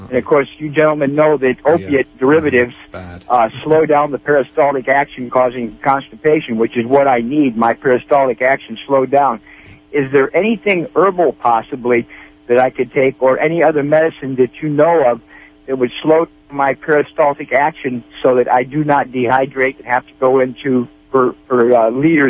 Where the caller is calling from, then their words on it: Piercy, California, United States; Yes, I'm from Piercy, from Mendocino County.